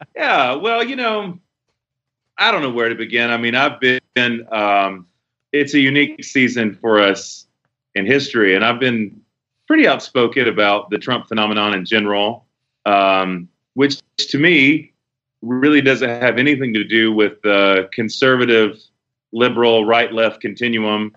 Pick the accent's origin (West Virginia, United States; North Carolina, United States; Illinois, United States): North Carolina, United States; Charlotte; moved away as an adult; now in Tulsa, United States; born and raised there all my life